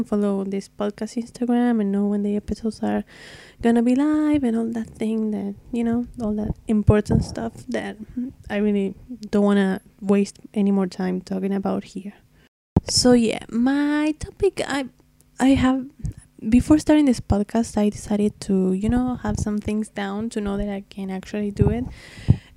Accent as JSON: {"language": "English", "country": "Argentina", "first_language": "Spanish", "second_language": "English", "said": "I'm from Argentina, so if my English is a bit rough, it's because my very first language is Spanish"}